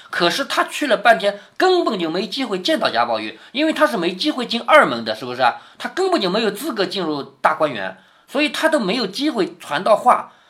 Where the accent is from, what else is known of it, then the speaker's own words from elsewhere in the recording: Changzhou, Jiangsu, China; accent: Changzhou dialect; 我们常州话叫勒得利